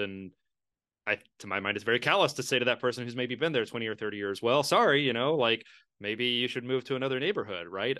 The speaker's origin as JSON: {"language": "English", "town": "Lexington", "region": "Kentucky", "country": "United States", "tie": "born or raised there", "also_born_or_lived": "Queens, New York", "moved": "yes", "said": "my hometown of Lexington"}